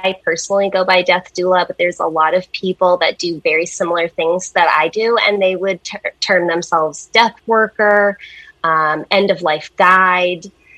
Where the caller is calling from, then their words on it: Maine, United States; I'm in Maine, Eastern Maine.